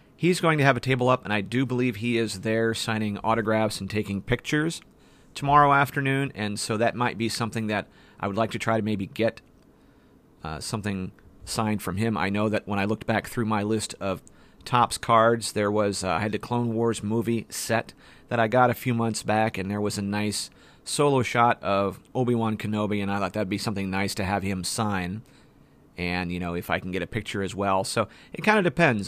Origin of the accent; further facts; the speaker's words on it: Ohio, United States; That's my home state